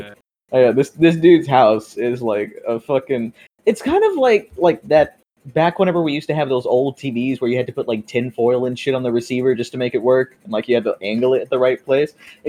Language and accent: English; Opelousas, Louisiana, United States; born there; now in San Antonio, United States; Yeah, I was born in Opelousas, Louisiana. Don't ask me to spell it. It's been 18 years, and I still don't fucking know.